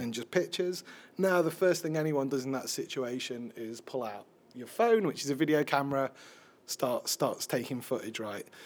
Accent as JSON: {"language": "English", "town": "Sheffield", "region": "Yorkshire and the Humber", "country": "United Kingdom", "said": "I'm a middle-aged white man, even though I'm from Sheffield"}